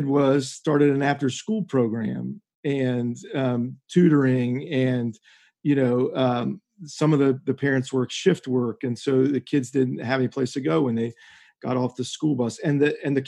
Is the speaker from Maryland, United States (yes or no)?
yes; Westminster, Maryland, United States; I grew up in Westminster